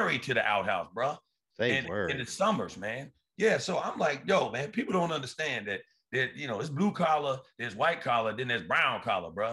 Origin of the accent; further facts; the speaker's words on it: Riverhead, New York, United States; I'm from Riverhead. Yeah, Long Island